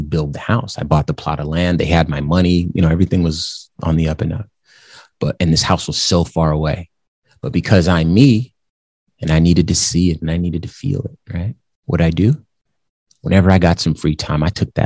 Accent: the Southwest of the United States, United States; growing up in the Southwest of the United States

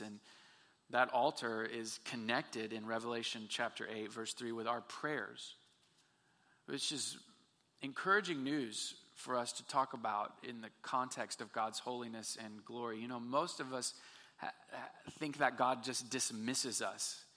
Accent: Texas, United States; We're from Texas

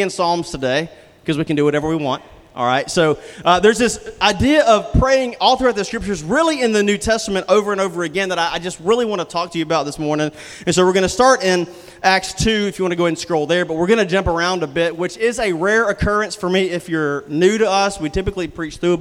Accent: Mississippi, United States; moved away; I'm from Mississippi. Sometimes the Mississippi comes out of me

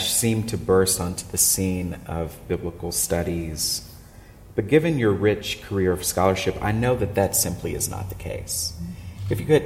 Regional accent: Fort Worth, Texas, United States; moved away; also born or lived in Memphis; in my hometown of Fort Worth, Texas

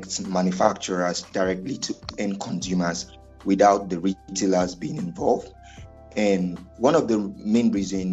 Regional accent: Lagos, Nigeria; also born or lived in Rivers State; I'm a Nigerian from Lagos State

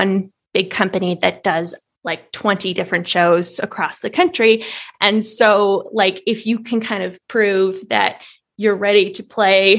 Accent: Canada; I'm in Canada. I'm a Canadian author

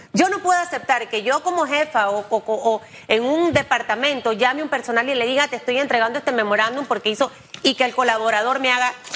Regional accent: Panama; yo como panameña

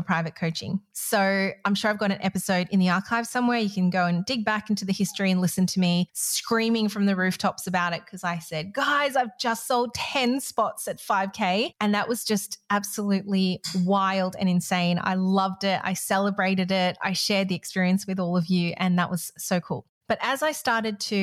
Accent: Malaysia; I grew up in Malaysia

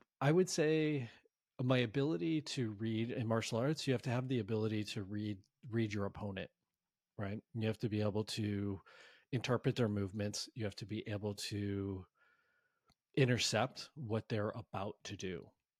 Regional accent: Connecticut, United States; moved away as an adult; now in San Francisco, United States; Fast forward to my early 20s, I moved to San Francisco from Connecticut to specifically, my driver was I wanted to be in a hub to practice and study martial arts.

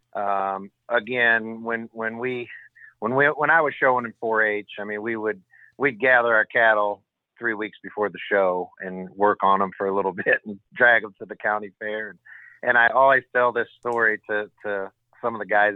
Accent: Michigan City, Indiana, United States; I grew up right here in Michigan City

